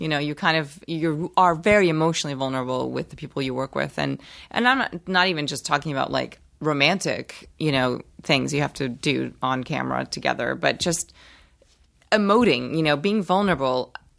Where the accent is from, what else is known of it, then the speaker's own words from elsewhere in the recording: New York City, New York, United States; also born or lived in Rio de Janeiro, Brazil / Los Angeles; I grew up in New York. Oh, you did? Yeah. Okay. New York City. I moved there when I was 7 from Brazil. I was born in Brazil. Spent that part of my life there.